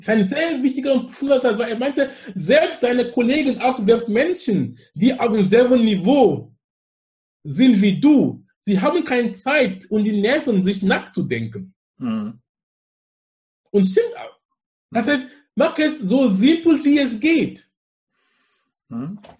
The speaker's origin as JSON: {"language": "German", "country": "Cameroon", "second_language": "German", "moved": "as an adult", "lives_now": "Germany", "said": "ich komme aus Kamerun"}